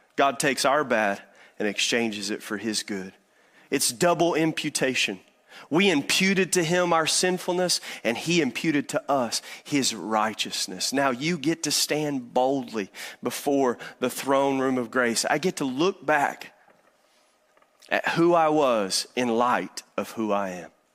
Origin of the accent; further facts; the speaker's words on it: Eastern Kentucky, United States; moved away; I'm from Eastern Kentucky